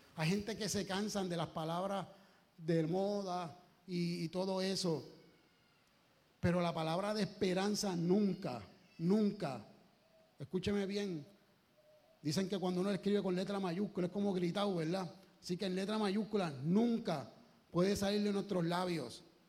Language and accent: Spanish; Puerto Rico; como buen boricua, que somos con orgullo